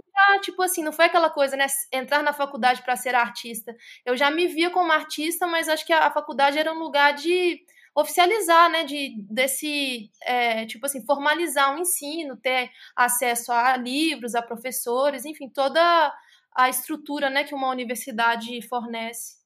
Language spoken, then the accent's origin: Portuguese; Contagem, Minas Gerais, Brazil; now in Belo Horizonte, Brazil; E sou de Minas Gerais, sou da cidade de Contagem. Atualmente moro em BH.